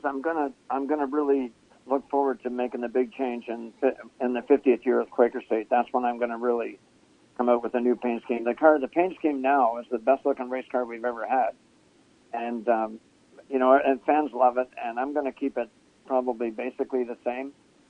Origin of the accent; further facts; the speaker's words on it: Ontario, Canada; moved away; But when I came here from Ontario, we would run twin 35 late model features.